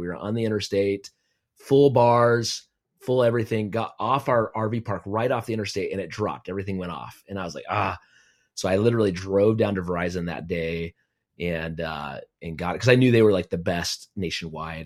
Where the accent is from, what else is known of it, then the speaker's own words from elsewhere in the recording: Aztec, New Mexico, United States; moved away as an adult; now in Kansas City, United States; I grew up in Aztec, New Mexico, my little hometown, uh, all of my life.